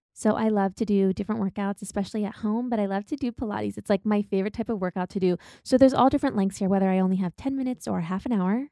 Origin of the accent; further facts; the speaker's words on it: Midwest, United States; growing up in the Midwest